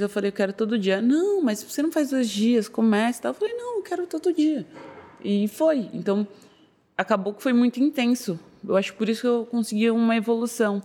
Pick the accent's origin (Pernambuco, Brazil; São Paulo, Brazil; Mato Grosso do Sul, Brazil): São Paulo, Brazil; Eu sou daqui de São Paulo mesmo, sou da Zona Norte de São Paulo